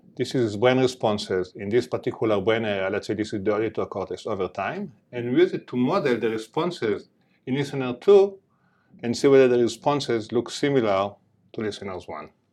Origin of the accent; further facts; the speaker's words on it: Jerusalem, Jerusalem District, Israel; accent: heavy accent; moved away; I grew up in Jerusalem, in the border between East Jerusalem and West Jerusalem.